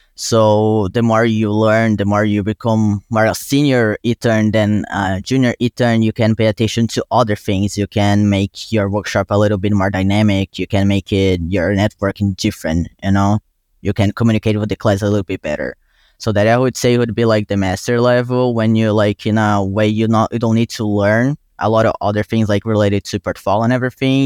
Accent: Brazil; English is a second language; moved away as an adult; now in New York, United States; I was born and raised in Brazil. I came to the U, U S for college

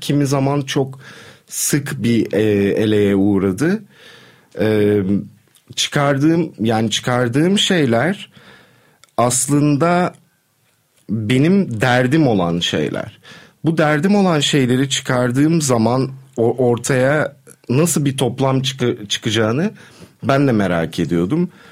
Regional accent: Istanbul, Turkey; burada doğdum, burada büyüdüm ve 20'lerimi burada kaybettim

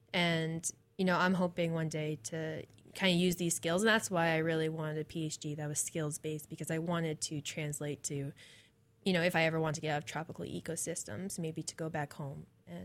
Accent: East Coast, United States; So I'm originally from the East Coast.

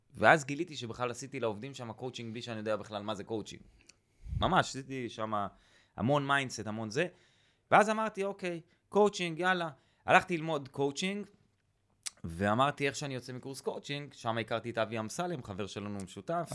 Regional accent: Kibbutz Eilot, Southern District, Israel; now in northern Israel; אני מקיבוץ אילת במקור, אז גר ליד אילת.

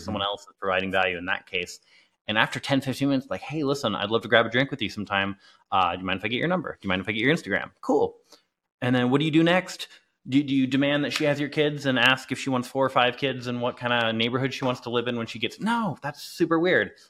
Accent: England, United Kingdom; moved away; also born or lived in Clearwater, Florida, United States; I grew up in England

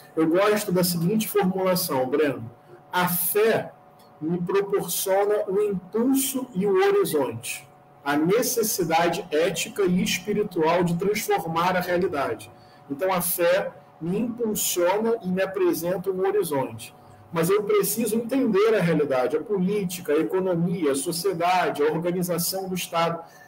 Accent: Niterói, Rio de Janeiro, Brazil; now in Rio de Janeiro, Brazil; Eu nasci em 1987 em Niterói. Hoje moro aqui no Rio de Janeiro. Eu cresci na zona norte de Niterói

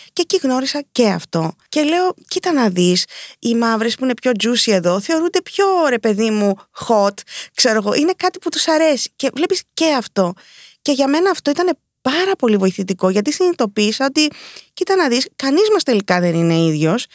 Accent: Nicosia, Cyprus; μεγαλώσαμε στη Λευκοσία, στην Κύπρο

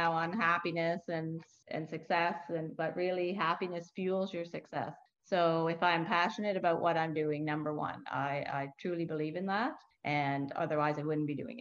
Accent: New Brunswick, Canada; moved away as an adult; now in Halifax, Canada; I'm not from here, I'm from New Brunswick.

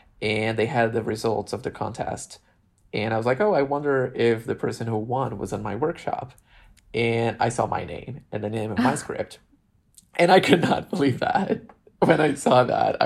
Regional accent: Brazil; moved away as an adult; now in Los Angeles, United States; my experience in my island and my hometown in Brazil

